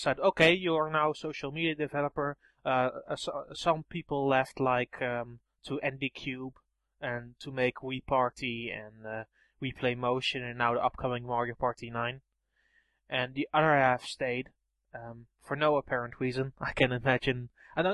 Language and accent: English; Netherlands; I'm from the Netherlands.